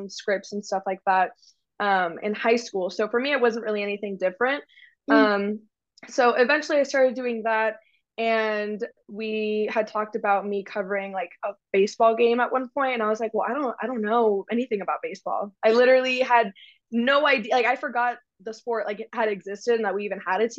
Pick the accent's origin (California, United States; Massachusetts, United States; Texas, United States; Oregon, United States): Texas, United States; Frisco; I'm from Frisco, which is in the Dallas area